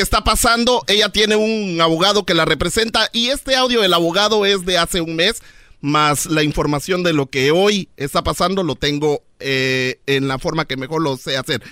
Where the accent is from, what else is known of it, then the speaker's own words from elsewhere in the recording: Guatemala; yo soy de Guatemala